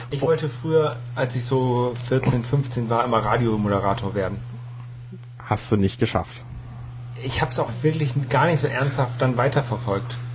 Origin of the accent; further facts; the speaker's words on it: Bad Zwischenahn, Lower Saxony, Germany; Ursprünglich mhm. aus dem wunderschönen Kurort Bad Zwischenahn. Ah. Ähm, ja, das ist ungefähr von hier aus, ich würde mal sagen, weiß ich gar nicht. Also von Bremen aus ungefähr 60 Kilometer Richtung Holland.